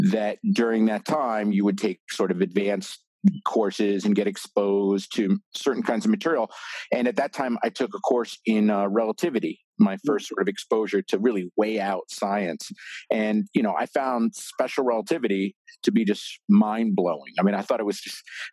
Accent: central New Jersey, United States; I grew up in New Jersey, kind of central New Jersey

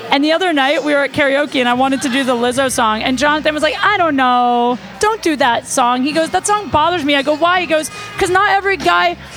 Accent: the Valley, California, United States; I'm actually from the Valley.

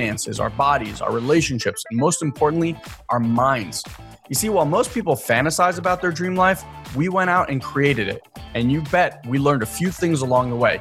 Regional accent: Israel; moved away; I was born in Israel to immigrated here in 89, was very, very poor

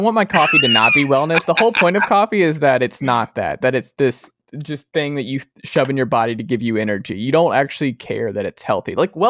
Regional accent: Atlanta, Georgia, United States; I'm from Atlanta.

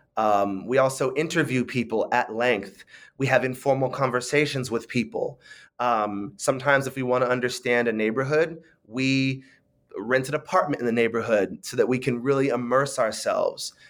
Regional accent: San Francisco, California, United States; I grew up in, in San Francisco

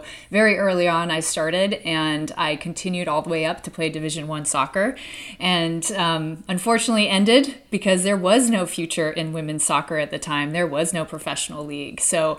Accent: Anchorage, Alaska, United States; growing up in Anchorage, Alaska, which was, you know, a pretty remote place back in the early 80s growing up here.

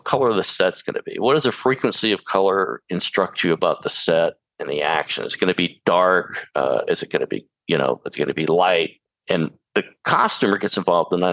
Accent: Charleston, South Carolina, United States; I grew up in Charleston, South Carolina on a farm.

